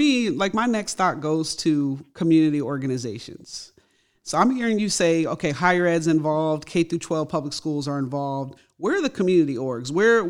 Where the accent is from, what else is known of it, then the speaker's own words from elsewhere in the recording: California, United States; I'm from California.